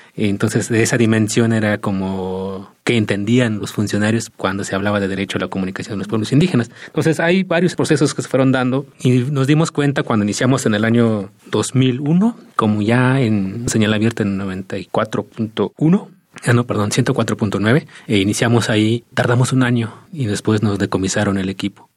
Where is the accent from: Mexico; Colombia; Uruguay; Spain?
Mexico; Santa María Tlahuitoltepec, Oaxaca; mi pueblo, Tlahuitoltepec